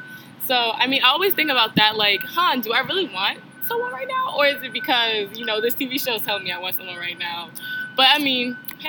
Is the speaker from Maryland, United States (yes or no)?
yes; Baltimore, Maryland, United States; I'm from Baltimore, Maryland.